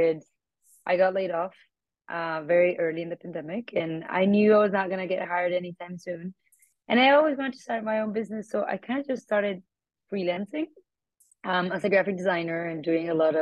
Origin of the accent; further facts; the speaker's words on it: Bogota, Colombia; moved away as an adult; now in New York, United States; I moved from Bogota, Colombia to New York for my master's